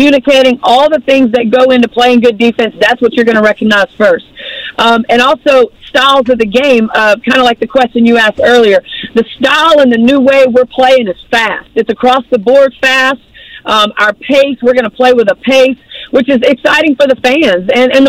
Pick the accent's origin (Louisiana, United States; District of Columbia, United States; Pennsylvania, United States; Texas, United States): Louisiana, United States; Baton Rouge; now in Mississippi, United States; But you know, man, I'm from Baton Rouge, but I live on the Gulf Coast in Mississippi.